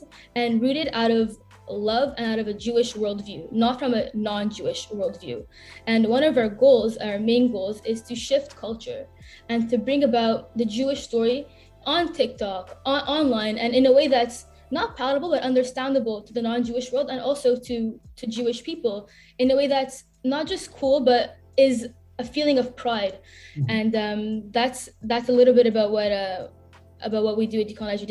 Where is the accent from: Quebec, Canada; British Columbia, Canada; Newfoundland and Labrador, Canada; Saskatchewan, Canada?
Quebec, Canada; Montreal; I grew up in Montreal. I was born here